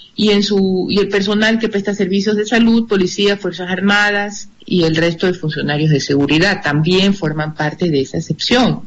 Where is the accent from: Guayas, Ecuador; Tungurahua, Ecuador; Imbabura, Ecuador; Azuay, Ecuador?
Guayas, Ecuador; Guayaquil; como guayaquileños y como ecuatorianos